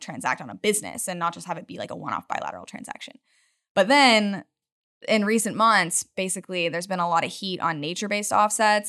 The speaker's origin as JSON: {"language": "English", "region": "Utah", "country": "United States", "tie": "born or raised there", "moved": "yes", "lives_now": "Houston, United States", "said": "I'm from the mountains. I grew up in Utah"}